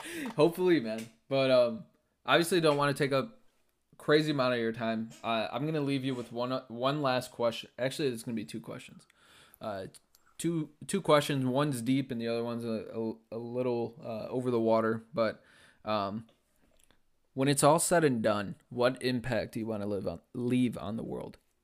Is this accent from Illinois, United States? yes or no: yes; Chicago, Illinois, United States; growing up in Chicago